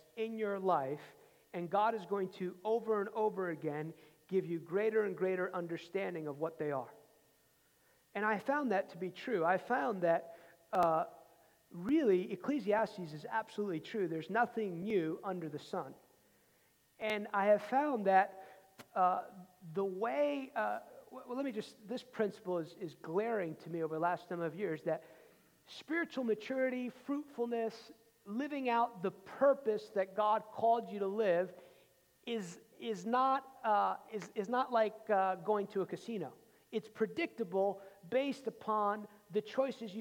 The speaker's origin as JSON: {"language": "English", "region": "outside New York City", "country": "United States", "tie": "born or raised there", "said": "growing up outside New York City"}